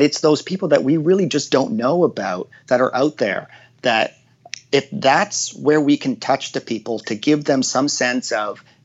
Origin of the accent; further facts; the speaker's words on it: Hamilton, Ontario, Canada; growing up in Hamilton where they, like, you just had no resources